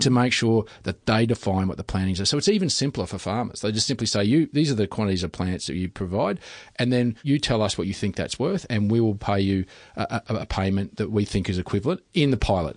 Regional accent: Western Queensland, Australia; I come from Western Queensland

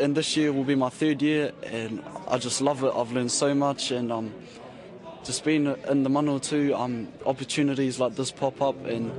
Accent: New Zealand; now in Wellington, New Zealand; I live in Wellington and I'm from Wairo in Waoriki. My iwi are Ngāti Kahungunu me Ngāti Porou.

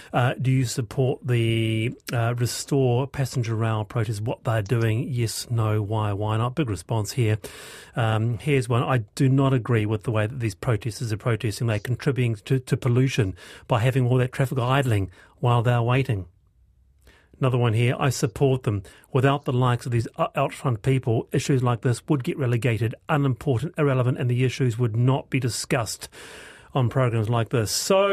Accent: New Zealand; Are you actually a Kiwi? The answer is yes. I am a Kiwi.

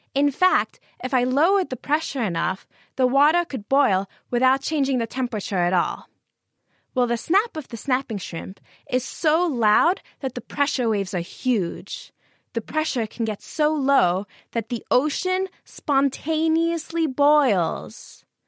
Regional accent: United States; now in Cambridge, United Kingdom; I'm from the United States

